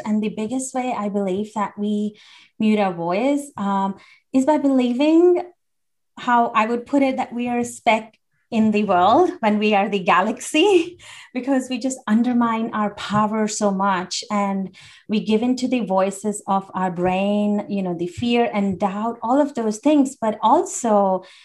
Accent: India; I grew up in India

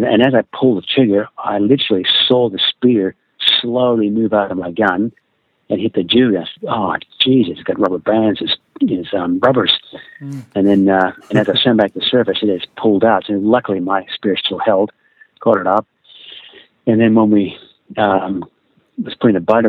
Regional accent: Sydney, New South Wales, Australia; born or raised there; also born or lived in Philippines

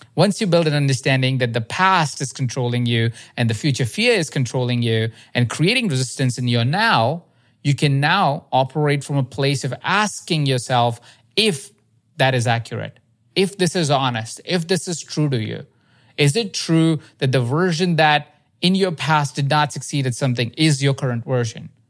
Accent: India; I grew up in India

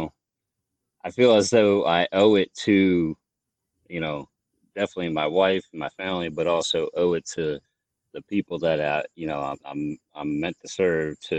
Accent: Maryland, United States; moved away as an adult; also born or lived in Lancaster, Pennsylvania; I grew up in Maryland

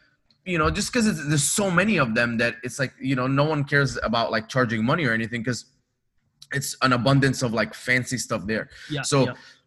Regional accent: Dubai, United Arab Emirates; also born or lived in Egypt; now in Los Angeles, United States; I was born in Egypt, grew up in Dubai

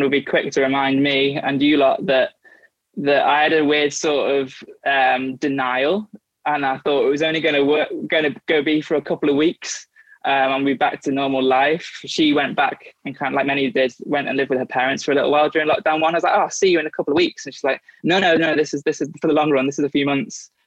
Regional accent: United Kingdom; moved away as an adult; also born or lived in Liverpool / London; I grew up on the North Wales, England border

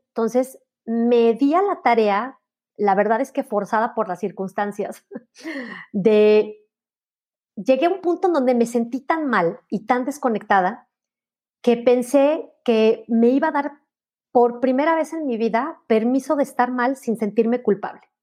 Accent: León, Guanajuato, Mexico; mi ciudad natal, en León

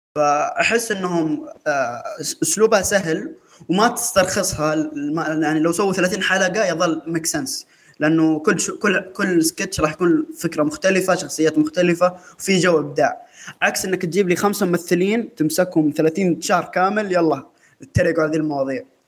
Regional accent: Saudi Arabia; احنا كسعوديين

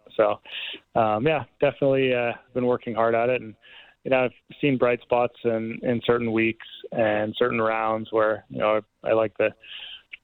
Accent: Canada; being a Canadian

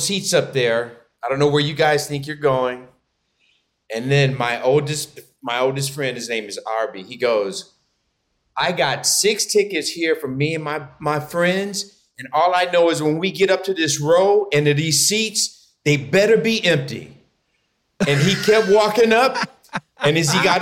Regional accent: Detroit, Michigan, United States; moved away as an adult; also born or lived in Chicago; I'm in Detroit, Michigan, which is, I moved back. This is where I was born and raised here

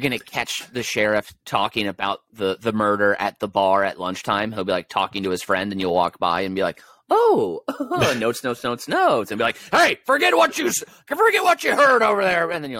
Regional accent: California, United States; grove next to my childhood home in Orange County. That's where I grew up.

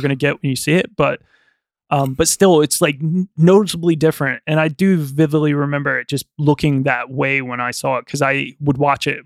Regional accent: small town near Greensboro, North Carolina, United States; my hometown's very small. And mm. I would travel 45 miles out of my way to go to the nearest like bigger city called Greensboro, North Carolina

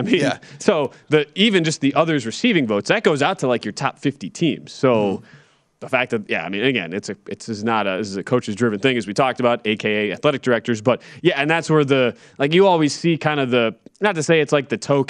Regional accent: Southeastern Wisconsin, United States; moved away; I am from Southeastern Wisconsin.

